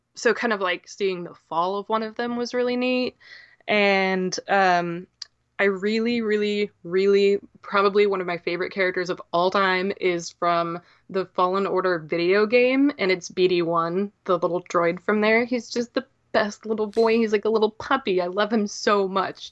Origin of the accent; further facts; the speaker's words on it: Downs, Illinois, United States; I am from central Illinois